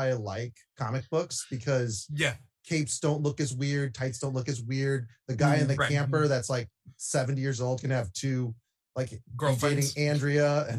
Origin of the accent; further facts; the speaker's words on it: Indiana, United States; I'm from Indiana